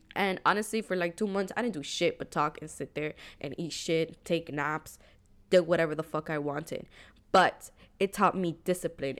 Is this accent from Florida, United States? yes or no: yes; Hialeah, Florida, United States; growing up in Hialeah, the demographic was Cuban.